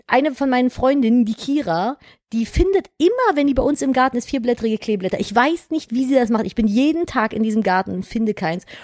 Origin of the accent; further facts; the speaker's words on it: North Rhine-Westphalia, Germany; bei uns in Nordrhein-Westfalen